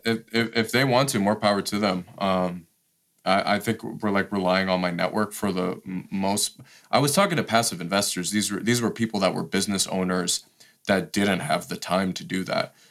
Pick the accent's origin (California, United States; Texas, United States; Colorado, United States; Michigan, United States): Michigan, United States; Detroit; moved away as an adult; also born or lived in Washington, D.C.; I grew up in Detroit